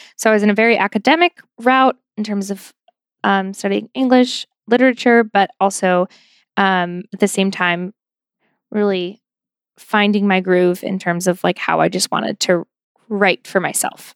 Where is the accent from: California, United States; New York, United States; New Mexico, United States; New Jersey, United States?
New York, United States; Buffalo; moved away as an adult; I grew up in Buffalo, New York, um, in South Buffalo, which is very like Irish Catholic, sort of working class, lower middle class town